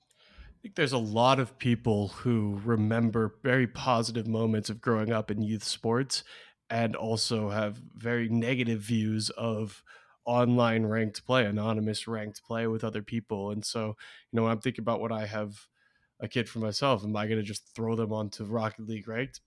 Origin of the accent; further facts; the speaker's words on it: Beaverton, Oregon, United States; moved away; born and raised in Beaverton, Oregon.